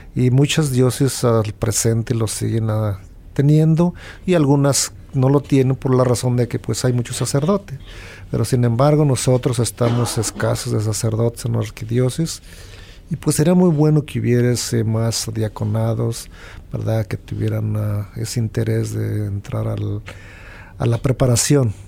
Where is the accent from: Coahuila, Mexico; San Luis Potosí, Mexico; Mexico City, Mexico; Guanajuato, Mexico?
Guanajuato, Mexico; donde yo soy de Guanajuato